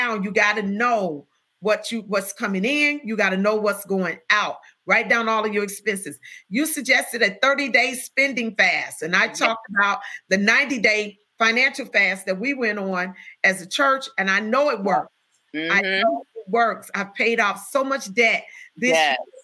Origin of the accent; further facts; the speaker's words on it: Chicago, Illinois, United States; I'm from the South Side